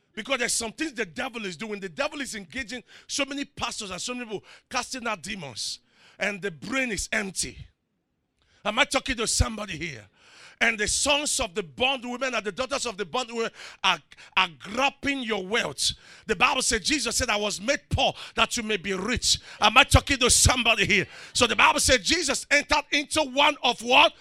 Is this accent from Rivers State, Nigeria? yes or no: yes; Rivers State, Nigeria; I'm from River State